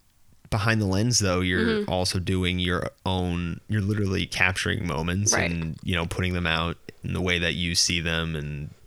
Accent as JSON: {"language": "English", "area": "Westchester", "region": "New York", "country": "United States", "tie": "born or raised there", "said": "Westchester, New York."}